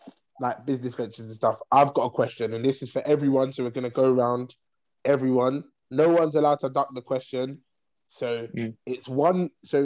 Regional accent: England, United Kingdom; so outside of Croydon, right, in terms of us as English people are spoiled with ….

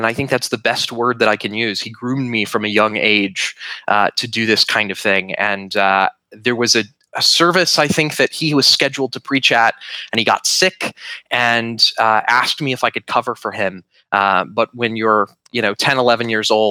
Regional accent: northern Georgia, United States; born or raised there

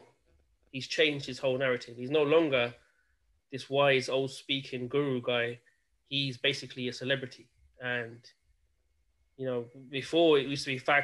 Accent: India; as an Indian

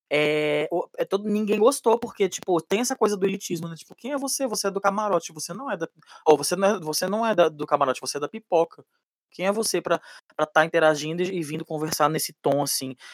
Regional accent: São Luís, Maranhão, Brazil; Eu sou de família paraibana e maranhense, eu fui criado no, no, no, em São Luís do Maranhão.

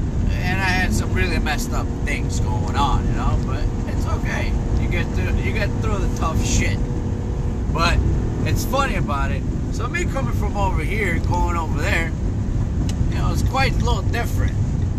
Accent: Mexico; born there; also born or lived in United States; See, I was born in Mexico, raised here and there, both sides, you know. Love both sides of myself, you know, of where I was born and where I was raised, mostly here.

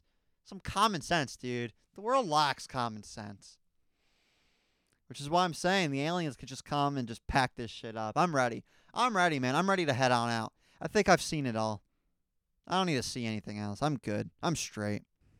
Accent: Raleigh, North Carolina, United States; born there; also born or lived in New Jersey; something you guys don't know about me is I was born in the South. There's something in my blood. Something with, like, astrology or something. With, like, your chart, it matters where you were born. I mean, I was born in Raleigh, North Carolina, man.

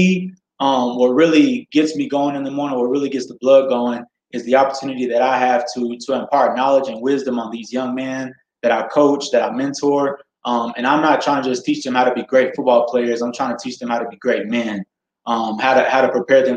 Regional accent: Dallas, Texas, United States; moved away as an adult; now in Colorado Springs, United States; I'm originally from Dallas, Texas, grew up in the suburbs of Dallas

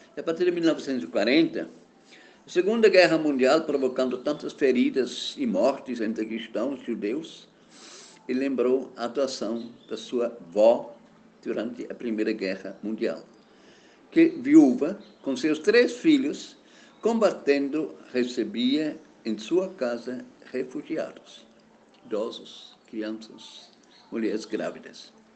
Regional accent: German-speaking Switzerland, Switzerland; now in Alagoinhas, Brazil; Nasci uma vez na Suíça, na parte alemã da Suíça.

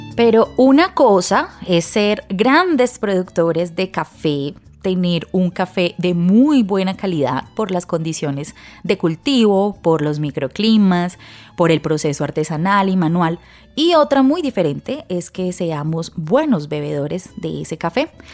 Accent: Colombia

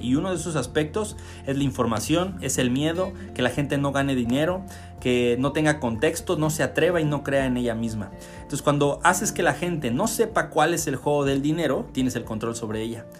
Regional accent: Mexico; solo soy un mexicano que intenta salir adelante

